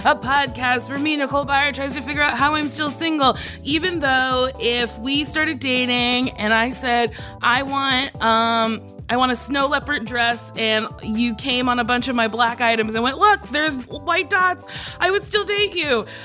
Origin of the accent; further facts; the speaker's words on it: New Jersey, United States; I grew up in Jersey